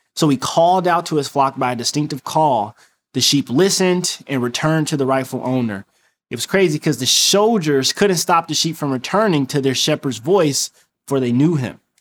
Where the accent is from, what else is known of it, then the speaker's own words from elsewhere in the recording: Detroit, Michigan, United States; moved away; I'm from Detroit